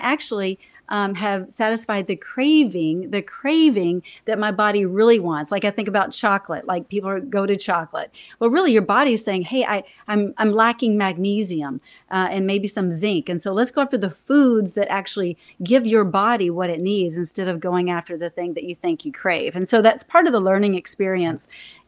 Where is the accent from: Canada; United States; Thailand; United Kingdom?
United States; Texas; I'm a Texan.